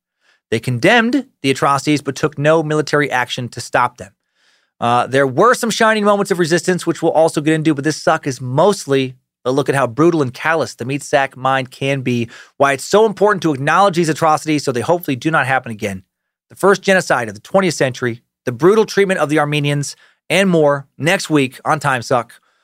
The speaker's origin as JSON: {"language": "English", "town": "Riggins", "region": "Idaho", "country": "United States", "tie": "born or raised there", "said": "I did some whitewater rafting this past summer out of Riggins, Idaho, where I grew up in the Salmon River, and such a good time."}